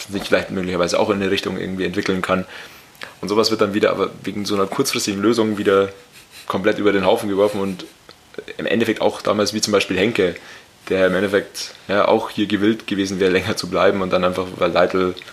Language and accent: German; Scotland, United Kingdom; German is a second language; Ich habe das jetzt auch nach meinem besten Wissen als Schotte.